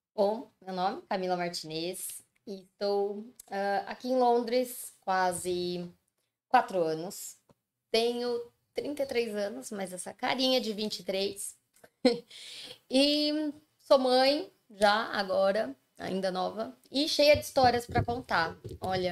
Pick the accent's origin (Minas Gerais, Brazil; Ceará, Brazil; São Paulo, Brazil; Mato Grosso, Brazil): São Paulo, Brazil; moved away as an adult; also born or lived in São Bernardo do Campo; na época eu morava em São Paulo, capital.